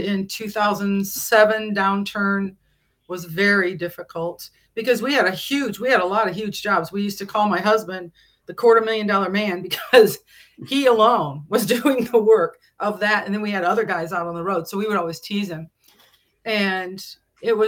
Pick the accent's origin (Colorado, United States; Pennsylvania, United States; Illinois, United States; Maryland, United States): Illinois, United States; moved away as an adult; also born or lived in Hayward, Wisconsin; I was not from Hayward originally. I'm from Illinois